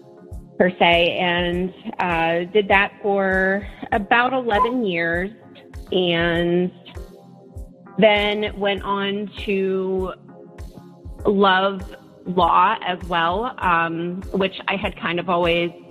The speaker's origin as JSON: {"language": "English", "town": "Lilly", "region": "Pennsylvania", "country": "United States", "also_born_or_lived": "Pittsburgh, Pennsylvania", "said": "I am from Pennsylvania. I'm actually from a really small town called Lilly."}